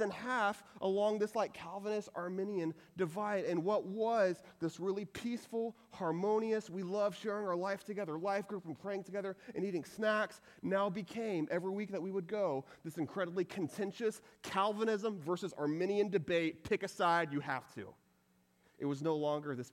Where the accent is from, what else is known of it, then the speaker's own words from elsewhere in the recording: Texas, United States; I'm from Texas